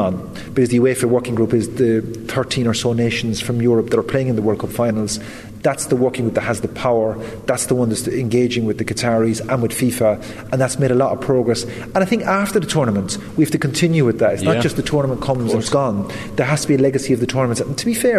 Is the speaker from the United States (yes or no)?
no; west of Ireland, Ireland; having grown up in the west of Ireland